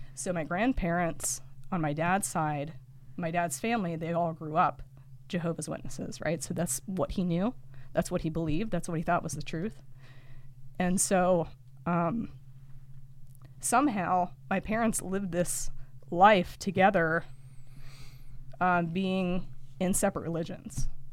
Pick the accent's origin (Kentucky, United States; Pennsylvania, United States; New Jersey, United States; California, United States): Pennsylvania, United States; Lock Haven; I'm from Lock Haven